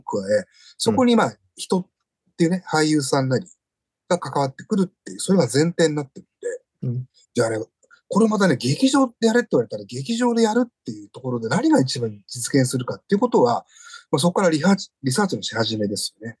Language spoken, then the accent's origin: Japanese; Fujisawa, Kanagawa, Japan; 実家の方は、あの昭和の初めから続く、あの魚屋なんですね、うちは